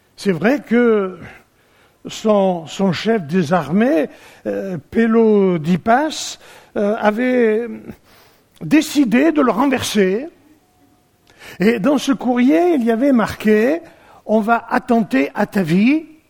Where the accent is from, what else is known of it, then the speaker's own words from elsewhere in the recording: Provence-Alpes-Côte d'Azur, France; chez nous en Provence